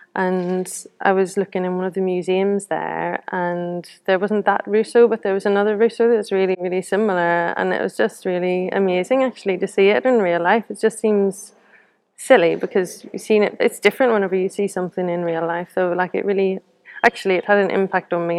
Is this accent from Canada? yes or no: no; Belfast, Northern Ireland, United Kingdom; now in Newcastle upon Tyne, United Kingdom; I'm from from Belfast originally, but I live in Newcastle upon Tyne now, Gateshead.